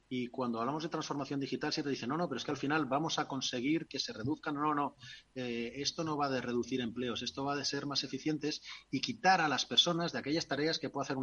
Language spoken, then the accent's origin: Spanish; Castile, Spain; nos entendemos porque ella es tailandesa y yo soy castellano y no tenemos ni papa